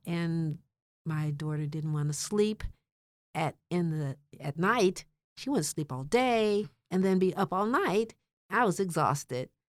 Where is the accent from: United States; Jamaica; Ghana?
United States; Washington, District of Columbia; I grew up in Washington, D C